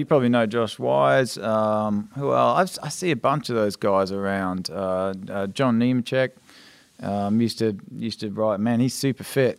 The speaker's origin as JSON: {"language": "English", "country": "Australia", "tie": "born or raised there", "moved": "yes", "said": "as an Australian, that was the race you watched as a kid."}